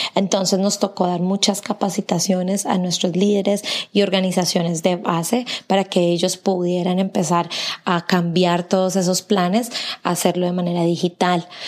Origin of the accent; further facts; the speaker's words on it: Colombia; now in Tennessee, United States; yo soy de Colombia